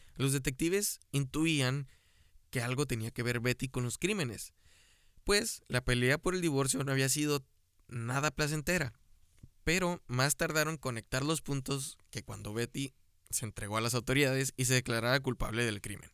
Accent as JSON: {"language": "Spanish", "country": "Mexico"}